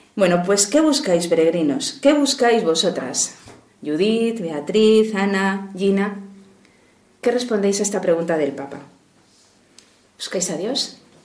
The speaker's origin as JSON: {"language": "Spanish", "town": "Madrid", "region": "Community of Madrid", "country": "Spain", "said": "soy de Madrid"}